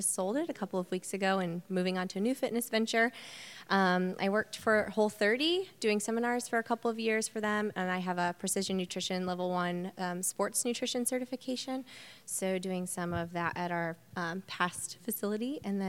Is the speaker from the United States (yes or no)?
yes; Bloomington, United States; I was born and raised here in Bloomington.